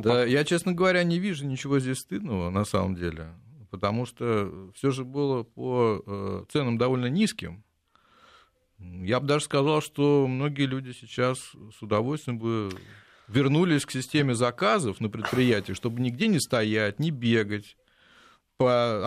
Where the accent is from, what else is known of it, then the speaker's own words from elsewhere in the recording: Lyubertsy, Moscow Oblast, Russia; в моем родном городе, подмосковных Люберцах